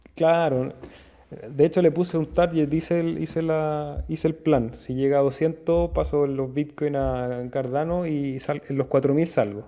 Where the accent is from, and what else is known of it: Chile